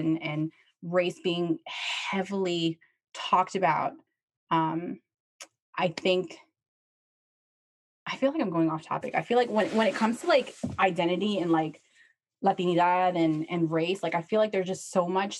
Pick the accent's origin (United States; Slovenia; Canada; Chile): Chile; I'm from Chile